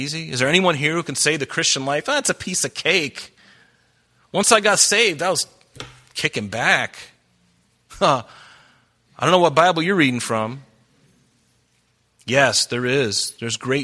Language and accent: English; United States; I'm American